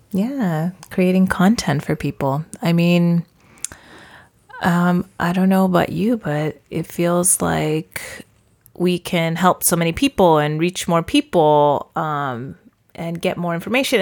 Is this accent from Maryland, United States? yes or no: no; Porterville, California, United States; moved away as an adult; I actually grew up in a town called Porterville